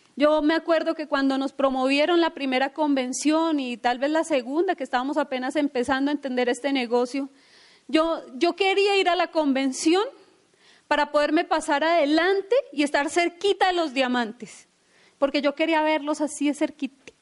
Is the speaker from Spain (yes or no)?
no; Bogotá, Colombia; de dónde venimos, de la historia que tenemos, o que no tuvimos papá, o que somos de Ciudad Bolívar